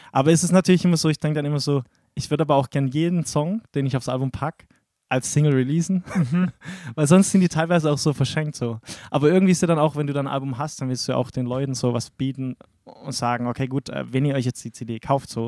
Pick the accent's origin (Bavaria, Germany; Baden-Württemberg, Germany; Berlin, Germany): Baden-Württemberg, Germany; Billingsbach; now in Ludwigsburg, Germany; ich komme komm ursprünglich aus Billingsbach.